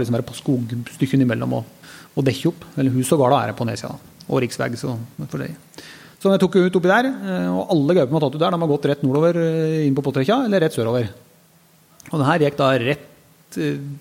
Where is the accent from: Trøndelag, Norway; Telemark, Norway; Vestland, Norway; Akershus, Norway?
Telemark, Norway; hjemme i Telemark